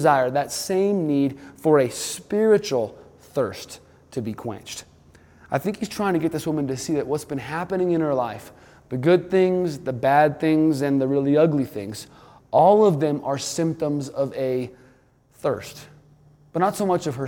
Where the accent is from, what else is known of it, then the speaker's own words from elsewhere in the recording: New Mexico, United States; also born or lived in Malibu, California; now in Colorado, United States; I grew up in New Mexico, the desert Southwest, where we didn't see much standing water